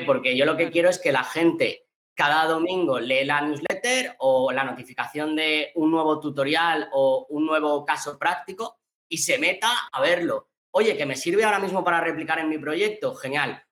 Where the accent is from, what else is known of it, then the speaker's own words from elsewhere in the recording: Valencian Community, Spain; also born or lived in Australia; yo soy valenciano